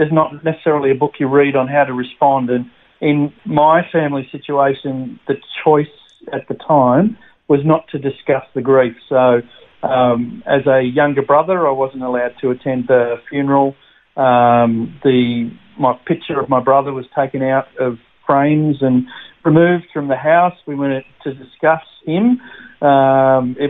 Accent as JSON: {"language": "English", "town": "Sydney", "region": "New South Wales", "country": "Australia", "tie": "born or raised there", "also_born_or_lived": "Albury-Wodonga", "moved": "yes", "lives_now": "Brisbane, Australia", "said": "I'm a country boy, so I was born in Albury, Wodonga, raised there in the country until I was 9 years of age, and then we moved to the Big Smoke of Sydney."}